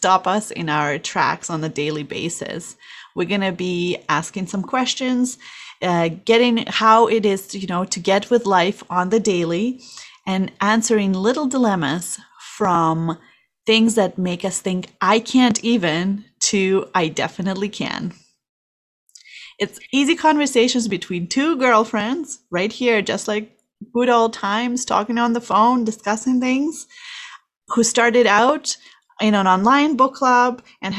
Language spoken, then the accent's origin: English; Kazakhstan; English is a second language; now in Calgary, Canada; I am originally from Kazakhstan, and I have been in Calgary for a while, 20 years now, but English is my second language